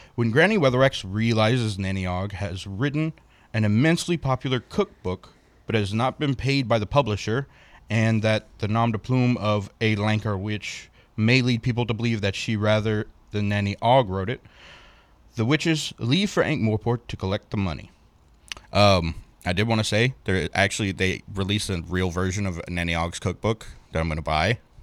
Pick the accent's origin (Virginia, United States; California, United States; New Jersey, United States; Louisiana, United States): Louisiana, United States; Cajun; I'm Cajun